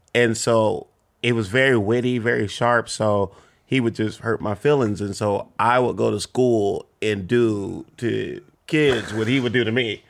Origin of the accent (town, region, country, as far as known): Compton, California, United States; born or raised there